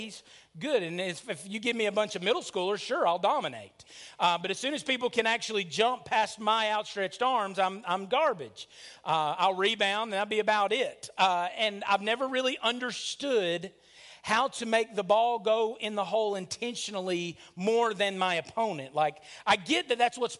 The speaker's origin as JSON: {"language": "English", "town": "Lickskillet", "region": "Alabama", "country": "United States", "tie": "born or raised there", "said": "when I grew up in Lickskillet, Alabama"}